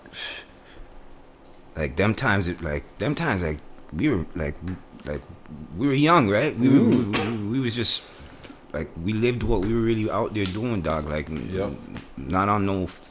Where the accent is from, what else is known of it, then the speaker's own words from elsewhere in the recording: Toronto, Ontario, Canada; I'm from Connection